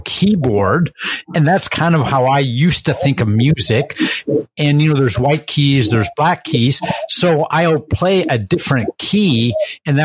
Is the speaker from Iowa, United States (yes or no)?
yes; Iowa, United States; we're from Iowa